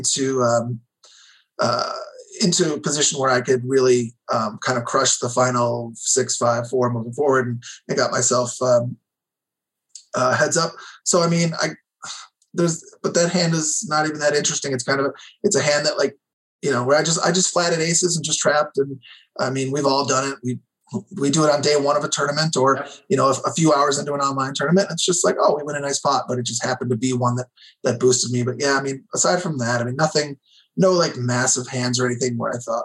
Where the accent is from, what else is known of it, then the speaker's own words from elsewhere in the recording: Illinois, United States; also born or lived in New Hampshire; I grew up in Illinois